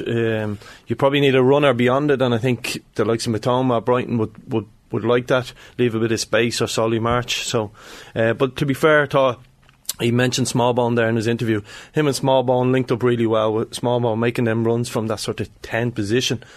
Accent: Ireland

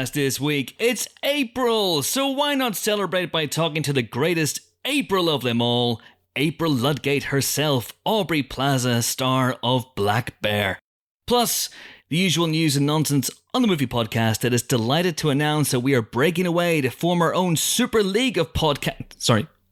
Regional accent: Banbridge, Northern Ireland, United Kingdom; a town in Northern Ireland called Drumora, which is near my hometown of Banbridge

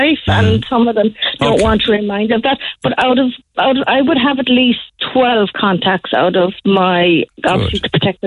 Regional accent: Killarney, Munster, Ireland; I came up from Killarney, come to Kerry.

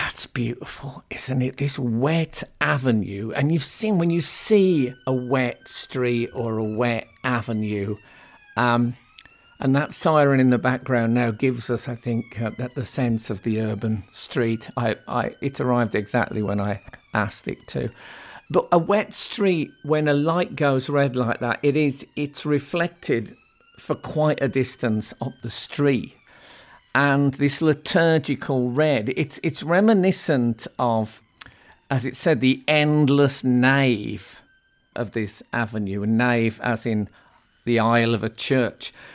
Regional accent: Birmingham, West Midlands, United Kingdom; moved away as an adult; now in London, United Kingdom; I grew up essentially in Birmingham and then moved to London in later life.

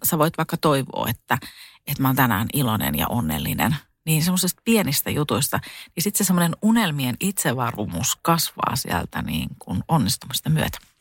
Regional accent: Satakunta, Finland; also born or lived in Spain; mä tulin Suomeen ja tota, mä menin sitten mun kotiin tuonne satakuntaan

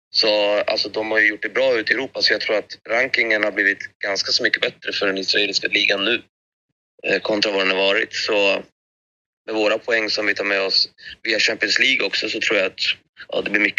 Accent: Greece; now in Sweden; Och bara det var en boost för mig med tanke på att jag kom från Grekland också.

